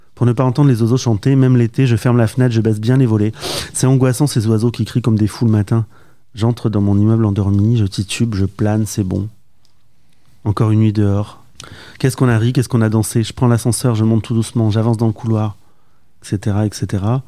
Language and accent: French; Basque Country, Nouvelle-Aquitaine, France; now in Paris, France; je viens du Pays Basque